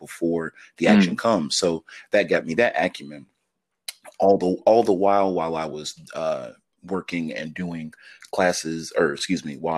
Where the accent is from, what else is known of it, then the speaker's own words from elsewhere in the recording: Rock Hill, South Carolina, United States; I'm born and raised in the South, so I'm from South Carolina